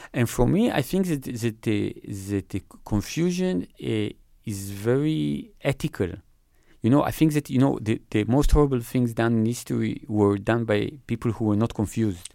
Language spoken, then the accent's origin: English; Israel; I grew up in Israel